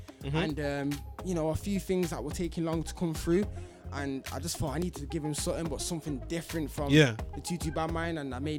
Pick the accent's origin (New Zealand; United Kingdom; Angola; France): United Kingdom; Manchester, North West England; I'm from Manchester, my side. Manny, innit?